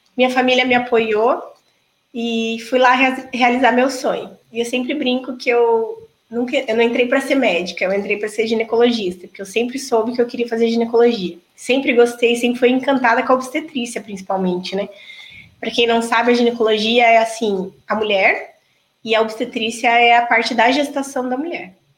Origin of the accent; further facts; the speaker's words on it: Toledo, Paraná, Brazil; also born or lived in Maringá, Paraná / Cascavel, Paraná; Eu sou de Toledo. Na verdade, eu nasci em Maringá, vim para cá com três anos. Então, cresci aqui